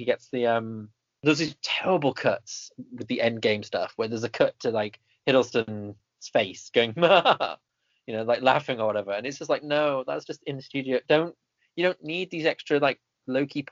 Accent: England, United Kingdom; being English or British, I hate being either of them

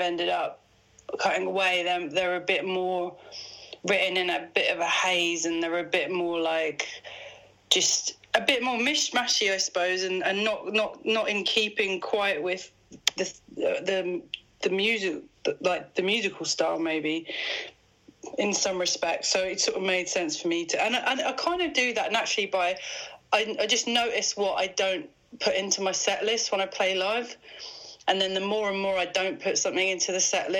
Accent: Midlands, United Kingdom; I've dropped my T's because I'm from the Midlands

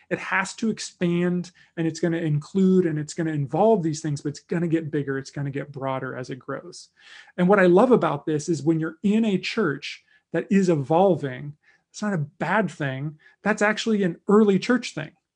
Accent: United States; as a white American Christian in twenty twenty

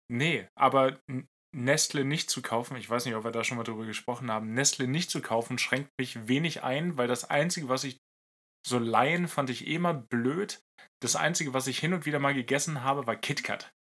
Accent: Lower Saxony, Germany; mein Heimatbundesland Niedersachsen

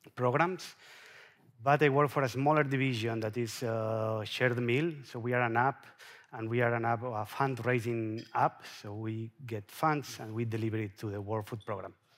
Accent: Mallorca, Balearic Islands, Spain; I'm from Mallorca

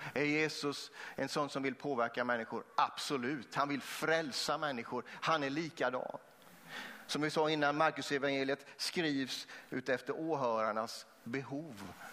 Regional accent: Vetlanda, Jönköping County, Sweden; Jag är uppvuxen också utanför eh, eh Vetlanda, mellan Vetlanda och Eksjö

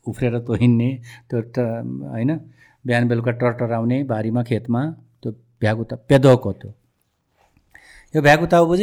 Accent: Nepal

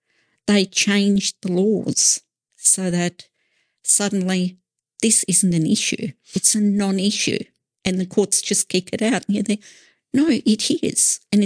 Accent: Australia; We are Australian citizens first and foremost.

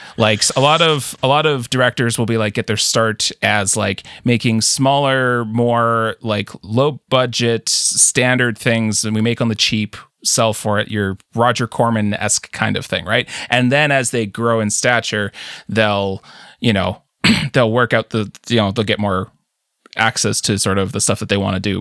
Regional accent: Canada; as a Canadian

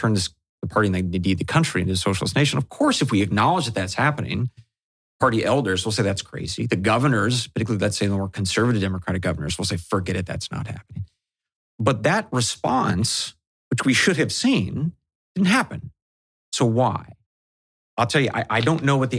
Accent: Pacific Northwest, United States; growing up in the Pacific Northwest in the 80s and the 90s

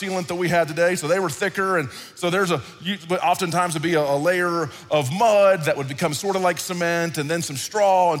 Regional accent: Dallas, Texas, United States; the church I grew up in Dallas, giant church downtown Dallas, and I did not love church as a kid

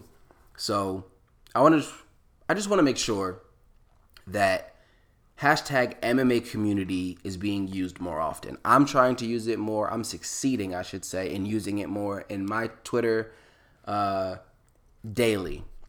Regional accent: East Coast, United States; I say local because I'm from the East Coast. It is a local organization that is doing a bunch of amazing events on the East Coast, in DC, in Chicago, in Atlantic City. And Atlantic City is not too far where I was born and raised.

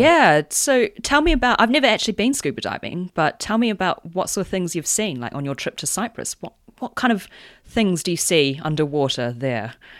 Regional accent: New Zealand; as a New Zealander

